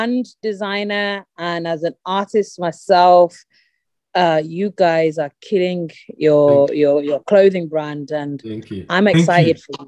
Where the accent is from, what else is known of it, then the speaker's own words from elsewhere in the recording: United Kingdom; moved away as an adult; also born or lived in India (ancestry); now in Lagos, Nigeria; I'm British Indian, so my family are Indian.